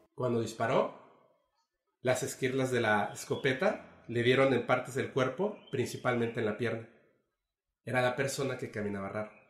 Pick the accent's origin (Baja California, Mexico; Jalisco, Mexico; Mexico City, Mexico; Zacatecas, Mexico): Mexico City, Mexico; now in Mérida, Mexico; yo soy de la Ciudad de México, pero vivo aquí en Mérida